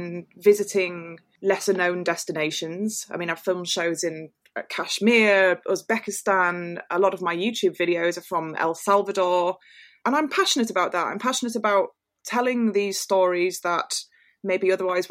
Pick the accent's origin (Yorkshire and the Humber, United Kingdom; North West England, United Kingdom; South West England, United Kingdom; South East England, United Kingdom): Yorkshire and the Humber, United Kingdom; York; I'm a big fan of the Northeast. It's where I grew up. So I grew up in York